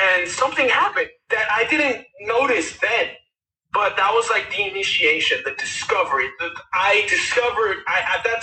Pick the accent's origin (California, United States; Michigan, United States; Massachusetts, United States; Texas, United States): California, United States; Westchester; I grew up in Westchester, California